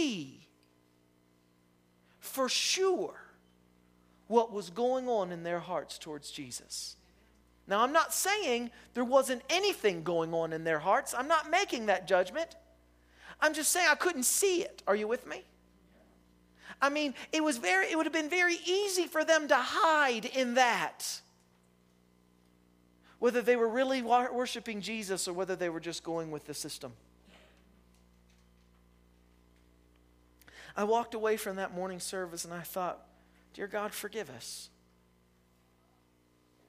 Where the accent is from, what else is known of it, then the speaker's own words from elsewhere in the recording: West Virginia, United States; I'm from West Virginia